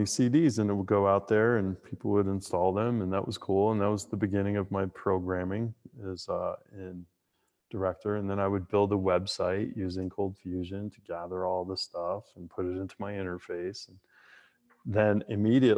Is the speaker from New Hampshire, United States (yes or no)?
yes; Merrimack, New Hampshire, United States; also born or lived in Massachusetts; I grew up in New Hampshire, born in Massachusetts, grew up in New Hampshire, South Central New Hampshire